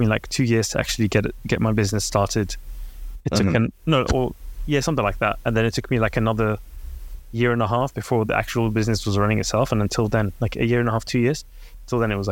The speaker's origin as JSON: {"language": "English", "region": "London", "country": "United Kingdom", "tie": "born or raised there", "also_born_or_lived": "Baghdad, Iraq", "said": "I came to the UK when I was 3 years old"}